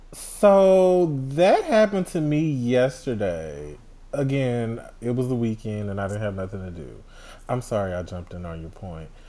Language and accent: English; Houston, Texas, United States; I'm from Houston